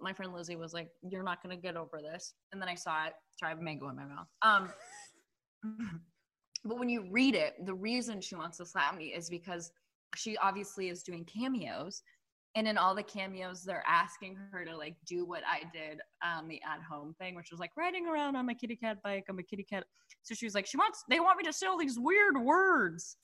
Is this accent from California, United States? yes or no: yes; San Francisco, California, United States; moved away as an adult; also born or lived in Los Angeles / New York; growing up in the Bay Area, like around the Castro